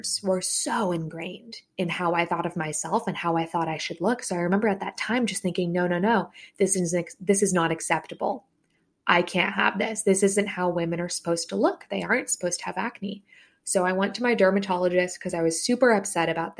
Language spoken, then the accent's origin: English; San Francisco Bay Area, California, United States; I grew up in the SF Bay Area